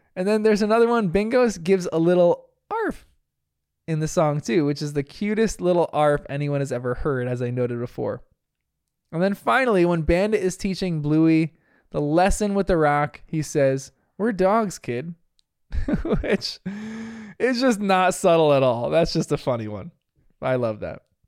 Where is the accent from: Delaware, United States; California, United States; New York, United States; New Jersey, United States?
New Jersey, United States; I'm from New Jersey, where we speak proper English